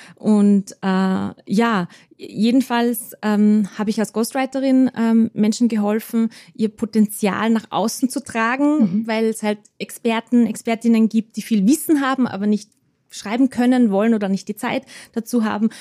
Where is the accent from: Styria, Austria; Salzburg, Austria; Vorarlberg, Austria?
Salzburg, Austria; moved away; also born or lived in Vienna; zuerst in Salzburg in meiner Heimatstadt und dann in Wien